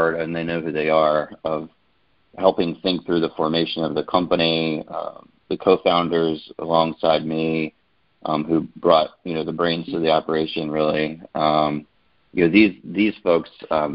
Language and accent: English; Glen Allen, Virginia, United States; I grew up in Glen Allen, Virginia, so a suburb outside of Richmond